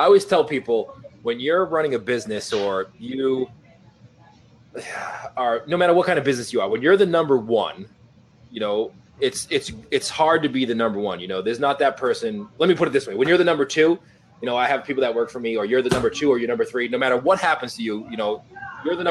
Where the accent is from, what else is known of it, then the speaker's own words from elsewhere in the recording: Boston, Massachusetts, United States; I'm from Boston, so if you can't tell by my accent, I'm an East Coast guy too.